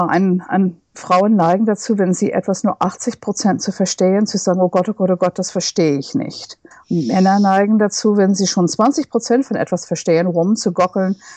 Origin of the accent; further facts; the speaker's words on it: United States; first language English; German is a second language; now in Berlin, Germany; Ich stamme aus den USA und freue mich sehr, dass ich jetzt auf Englisch unterrichten